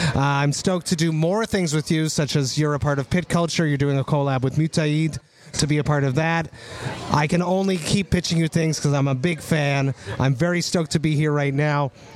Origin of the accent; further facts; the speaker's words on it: Montreal, Quebec, Canada; my hometown of Montreal